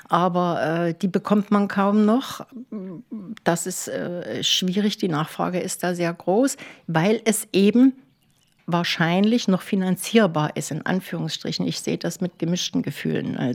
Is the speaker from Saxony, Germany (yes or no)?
yes; Leipzig, Saxony, Germany; now in Klaushagen, Germany; Also nach Klaus Hagen über viele, viele Umwege von Leipzig, Stationen in die Uckermark, in DDR-Zeiten noch. Das war ja wie Auswandern nach Kanada.